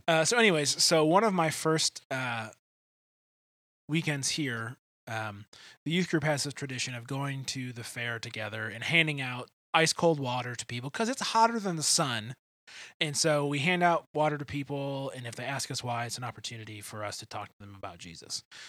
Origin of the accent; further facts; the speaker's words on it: Detroit, Michigan, United States; moved away; neither of us are from here. I'm from Detroit